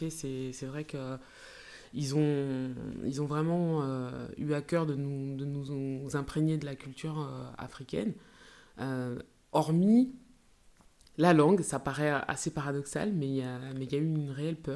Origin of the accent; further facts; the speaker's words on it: Grand Est, France; born there; Alors, ça ne s'entend pas, mais je suis née en Alsace.